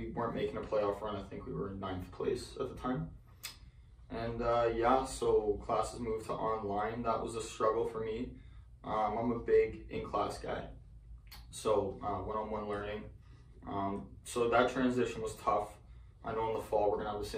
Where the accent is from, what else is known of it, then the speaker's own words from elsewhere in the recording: Hamilton, Ontario, Canada; I'm actually from Hamilton